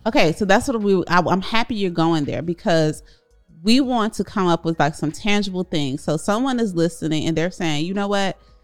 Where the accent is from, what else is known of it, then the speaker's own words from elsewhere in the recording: Chicago, Illinois, United States; Corey and I grew up in Chicago, South Side